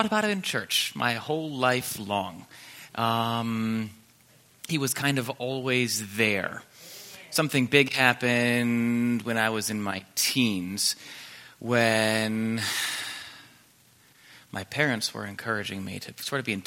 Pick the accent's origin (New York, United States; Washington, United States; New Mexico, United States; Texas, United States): New York, United States; south of Buffalo, Western New York State, United States; now in Greenwood; I grew up in New York State. I live in Greenwood now